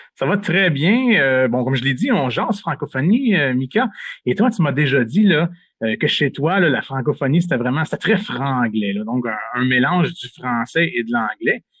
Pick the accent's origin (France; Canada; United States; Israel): Canada; Sainte-Rosalie, Quebec; moved away as an adult; also born or lived in Kapuskasing, Ontario; j'ai grandi à Sainte-Rosalie, un petit village du Québec, à environ à 35 minutes de Montréal